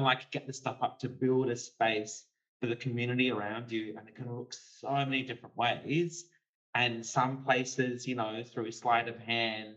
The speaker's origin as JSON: {"language": "English", "town": "Kalgoorlie", "region": "Western Australia", "country": "Australia", "tie": "born or raised there", "said": "growing up in Kalgoorlie"}